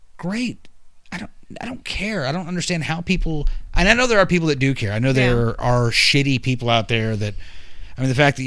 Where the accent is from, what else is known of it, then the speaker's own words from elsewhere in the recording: Texas, United States; I'm from Texas